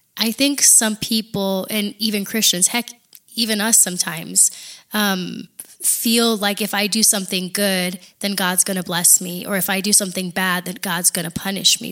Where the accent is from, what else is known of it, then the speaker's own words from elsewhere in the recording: Big Island of Hawaii, United States; moved away as an adult; also born or lived in Oregon / Alaska; now in Texas, United States; I am from the Big Island of Hawaii. Uh, I am fourth generation born and raised there